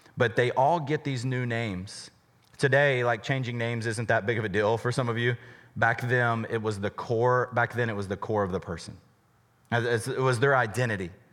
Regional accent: United States; we're an American

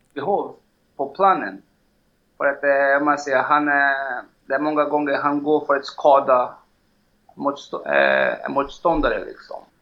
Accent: Belo Horizonte, Minas Gerais, Brazil; Swedish is a second language; moved away as an adult; now in Stockholm, Sweden; Jag är född i Belo Horizonte

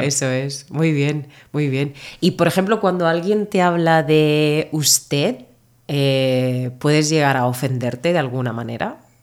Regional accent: Murcia, Region of Murcia, Spain; accent: Murcian; also born or lived in Northern Ireland; Yo soy de Murcia y en Murcia no pronunciamos las S, finales de palabra, nos comemos letras

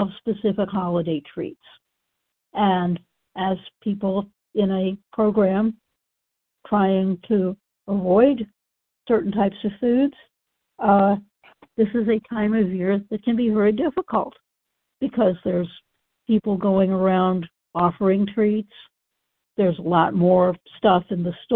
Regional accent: Massachusetts, United States; I grew up in Massachusetts, which is, of course, in the Northeast

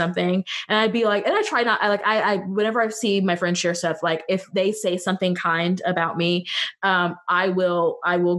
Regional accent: West Central Missouri, United States; I am from West Central Missouri. I'm from outside of Kansas City

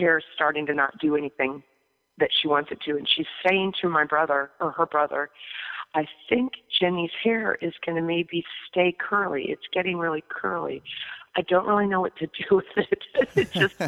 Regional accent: Muncie, Indiana, United States; I grew up in the Midwest, grew up actually in Muncie, Indiana

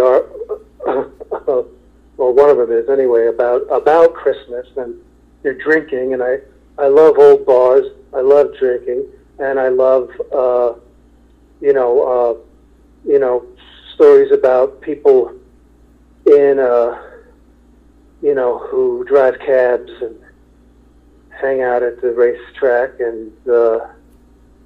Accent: New York, United States; I'm from New York, and I'm never going to leave there.

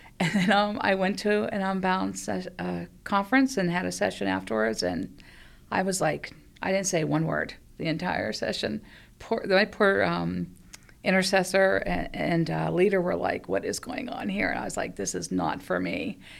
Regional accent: Penn Hills, Pennsylvania, United States; lived in, um, Penn Hills all my life

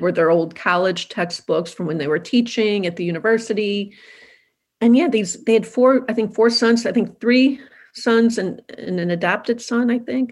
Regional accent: St. Louis, Missouri, United States; St. Louis is my hometown

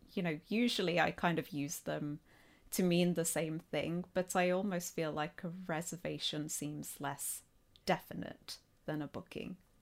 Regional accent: Nottingham, East Midlands, United Kingdom; accent: Midlands; I'm from Nottingham, or Nottinghamshire.

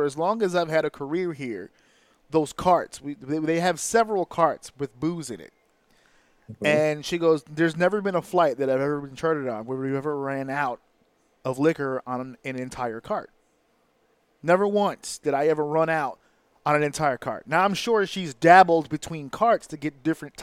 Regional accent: United States; as an American

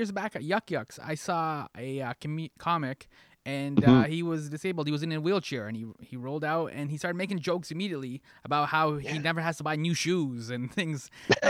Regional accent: Scarborough, Ontario, Canada; I'm from Scarborough, so I hung out with like a number of minorities, like Chinese people, Indian people.

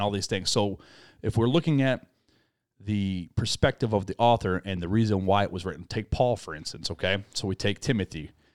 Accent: United States; we as American Christians

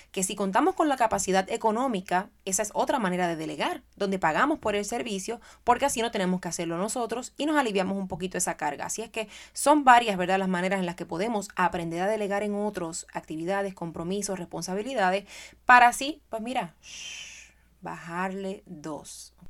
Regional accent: Puerto Rico; moved away; Soy madre, soy educadora, soy puertorriqueña

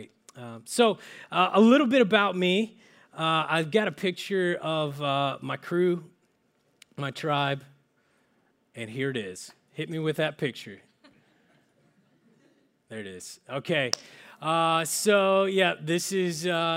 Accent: Oklahoma, United States; now in Menlo Park, United States; I'm originally from small towns in Oklahoma

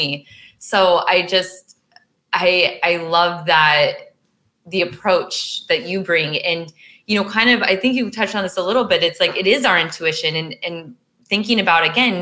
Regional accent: Midwest, United States; now in California, United States; I'm from the Midwest

